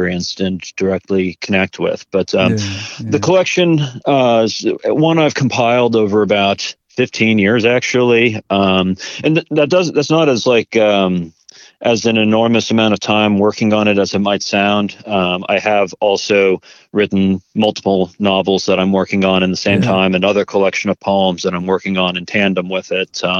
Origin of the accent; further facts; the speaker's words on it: New Hampshire, United States; I grew up in New Hampshire in the White Mountains